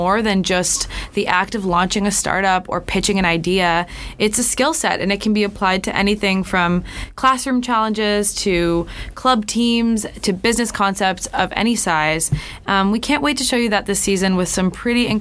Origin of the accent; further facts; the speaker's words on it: Canada; moved away as an adult; now in Boston, United States; I'm an international student. I'm from Canada